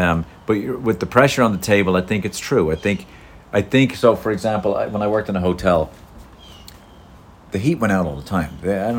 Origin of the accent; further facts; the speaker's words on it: Ireland; I felt like most of the Irish that I grew up with were like, oh, let's just get by.